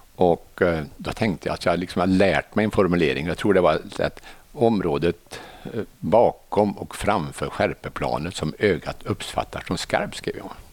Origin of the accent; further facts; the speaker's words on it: Arvika, Värmland, Sweden; moved away; also born or lived in Stockholm; jag är från Narvika från början